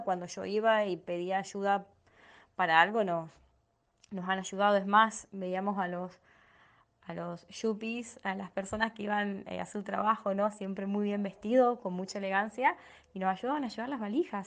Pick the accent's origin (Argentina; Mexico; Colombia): Argentina; Las Parejas, Santa Fe; now in Rosario, Argentina; soy de Argentina, actualmente vivo en Rosario, eh, pero soy de un pueblo muy chiquito llamado Las Parejas, a 150 kilómetros de Rosario